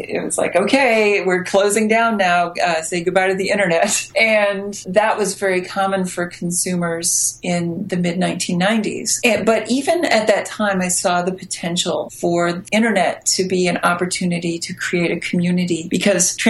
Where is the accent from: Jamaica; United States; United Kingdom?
United States; the middle of America, Midwest; accent: American; also born or lived in Chicago; I am American and grew up in the middle of America